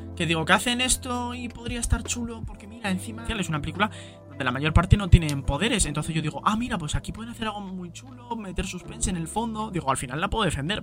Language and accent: Spanish; Spain; en mi país, por lo menos a España